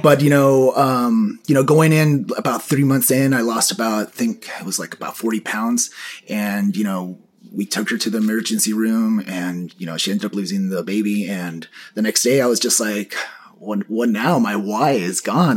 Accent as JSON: {"language": "English", "town": "San Diego", "region": "California", "country": "United States", "tie": "born or raised there", "also_born_or_lived": "Mexico", "said": "I was raised here in San Diego practically all my life. I'm Mexican, got here when I was about two years old, been in the area since"}